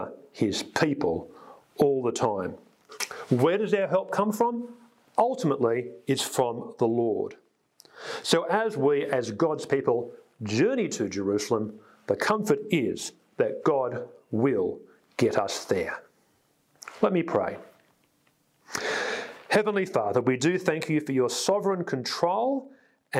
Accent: Sydney, New South Wales, Australia; I grew up on the North Shore in a fairly, you know, achievement-orientated environment

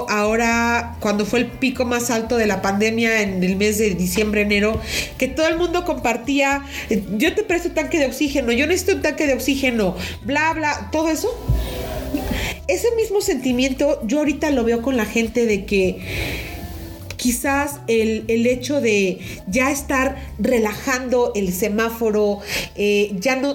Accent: Mexico; Cuando nos conviene somos mexicanos.

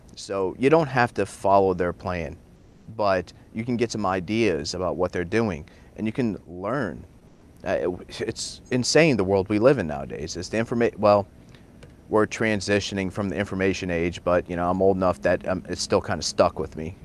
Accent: Sioux City, Iowa, United States; moved away; I'm from Sioux City, Iowa

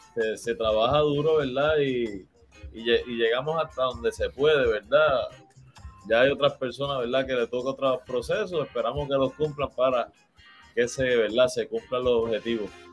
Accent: Puerto Rico; como todo puertorriqueño

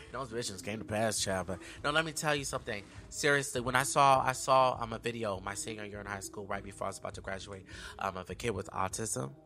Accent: Sacramento, California, United States; moved away as an adult; now in Los Angeles, United States; I'm from, born and raised in Sacramento, California

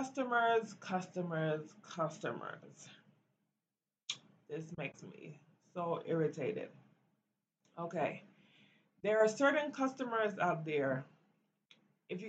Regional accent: Belize; now in United States; growing up in Belize

